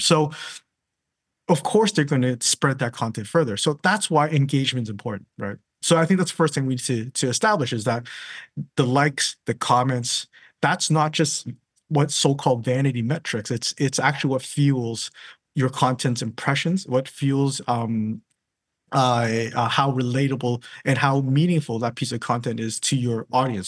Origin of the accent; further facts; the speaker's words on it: Canada; now in London, United Kingdom; I'm from Canada